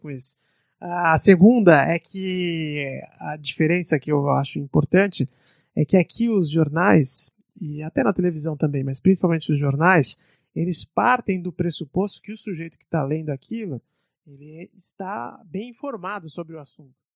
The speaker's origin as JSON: {"language": "Portuguese", "country": "Brazil", "moved": "yes", "lives_now": "England, United Kingdom", "said": "eu sou brasileiro, só tenho passaporte brasileiro e sou brasileiro com muito orgulho"}